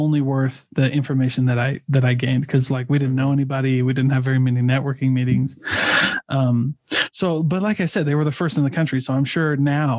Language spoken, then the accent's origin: English; Midwest, United States; I'm from the Midwest